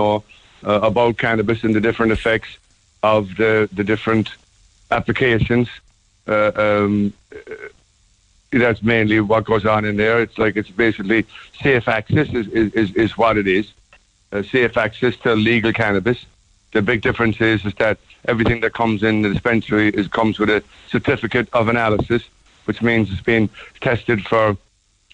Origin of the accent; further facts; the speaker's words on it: Cork, Munster, Ireland; also born or lived in Blackrock, Cork; now in San Francisco area, United States; I was born in Blackrock, grew up in Ballinlough